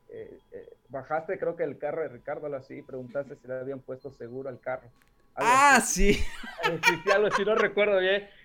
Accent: Villa Madero, Campeche, Mexico; yo soy, ah, como dicen coloquialmente aquí en mi pueblo, yo soy de Biomadero

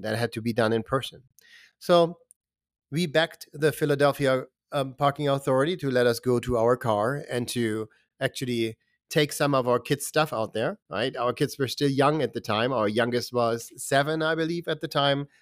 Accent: Germany; moved away as an adult; also born or lived in Boston, Massachusetts / Lowell, Massachusetts; I grew up in Germany

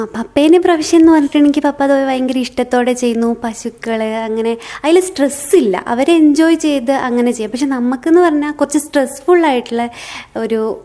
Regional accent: Malayali, Kerala, India; എൻ്റെ വാർഡിൽ മാത്രം ഞാൻ മാത്രമേ മലയാളി ഉണ്ടായിരുന്നുള്ളൂ

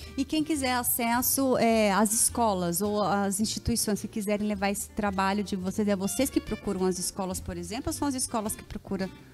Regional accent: São José dos Campos, São Paulo, Brazil; moved away as an adult; now in Caçapava, Brazil; eu sou de São José e moro em Caçapava faz quatro anos

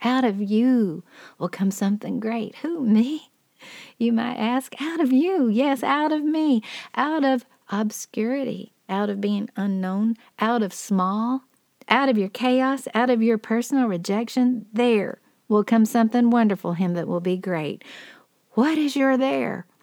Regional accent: Dalton, Georgia, United States; now in Ringgold, United States; I was raised in Dalton, Georgia

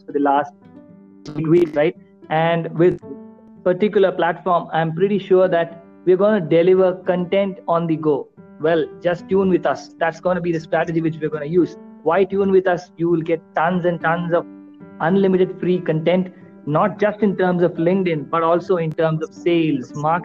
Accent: India; me being an Indian

